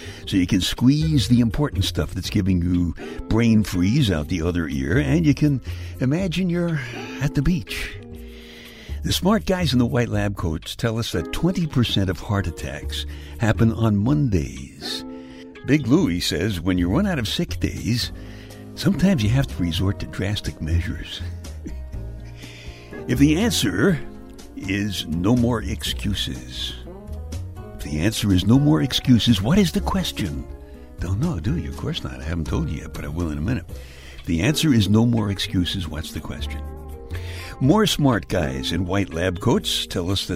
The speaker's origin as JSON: {"language": "English", "town": "New York City", "region": "New York", "country": "United States", "tie": "born or raised there", "said": "I was born in February in the Iceland section of Brooklyn"}